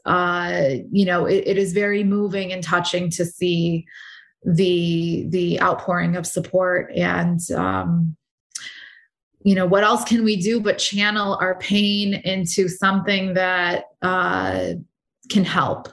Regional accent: United States; I'm American

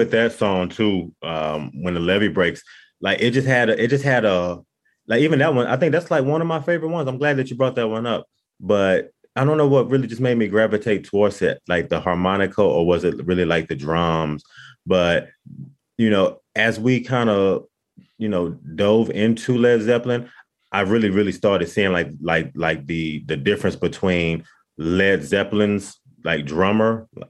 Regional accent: Dallas, Texas, United States; we're from Dallas, Texas, so, you know, we kind of like grown up hearing country music around us

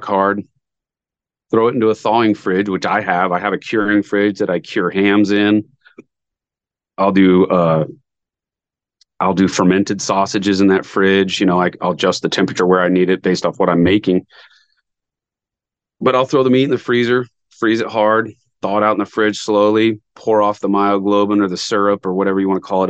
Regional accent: Montana, United States; moved away; I hadn't lived here very long. I'm from Montana.

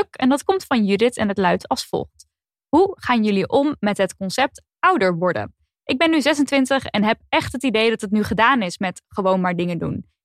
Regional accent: Friesland, Netherlands; now in Brussels, Belgium; Om het wat concreter te maken, ik kom uit Friesland, maar woon er al een tijdje niet meer.

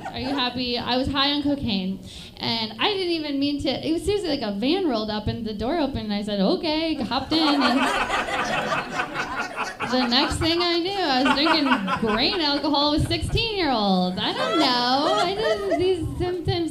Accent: Bayfield, Wisconsin, United States; moved away; I'm from a very small town in Wisconsin. It's called Bayfield, Wisconsin.

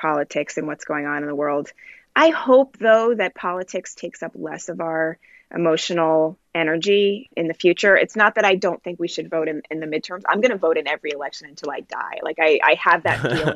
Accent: Jamaica; now in United States; I'm Jamaican

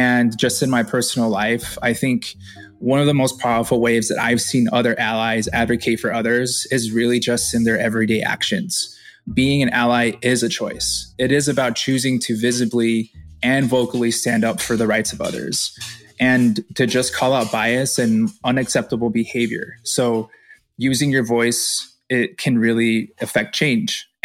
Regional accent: Chicago, Illinois, United States; I was born and raised in Chicago.

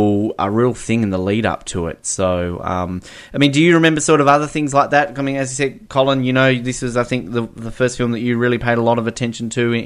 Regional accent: India; I'm Indian. I'm happy to put my head up and say I'm a proud Indian

